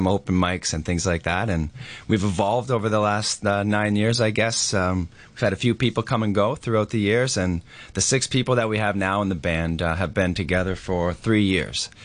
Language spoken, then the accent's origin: English; Cape Breton, Nova Scotia, Canada; I'm also from Cape Breton, Nova Scotia